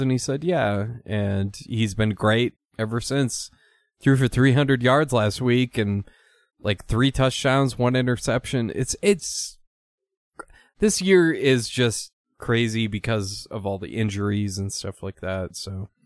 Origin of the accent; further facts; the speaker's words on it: Minnesota, United States; I'm from Minnesota, and that's what happens when you, when you're born there